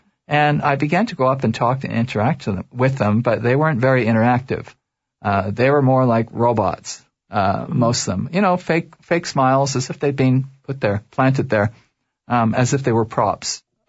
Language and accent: English; Toronto, Ontario, Canada; And I was raised in Toronto.